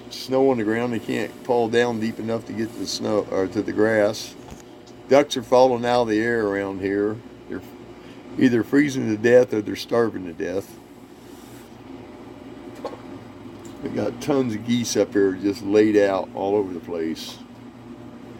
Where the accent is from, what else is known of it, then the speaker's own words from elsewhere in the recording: Indiana, United States; moved away; also born or lived in North Carolina / Colorado / Korea; I grew up in Indiana.